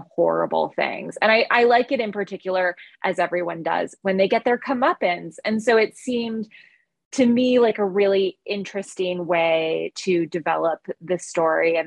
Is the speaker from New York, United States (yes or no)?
no; California, United States; also born or lived in Northwestern Massachusetts; I'm a Californian